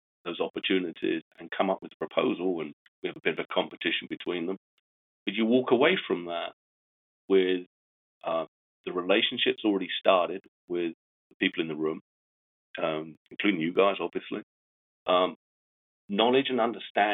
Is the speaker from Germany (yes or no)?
no; England, United Kingdom; I'm English